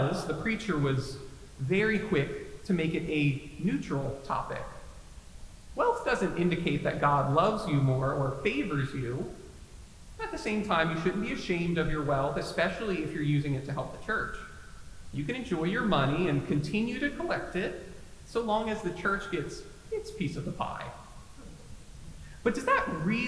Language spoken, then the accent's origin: English; the Bible Belt, United States; My pastor growing up in the Bible Belt